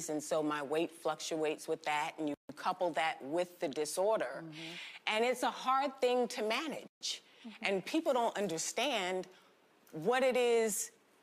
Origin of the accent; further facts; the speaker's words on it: New York, United States; we're from New York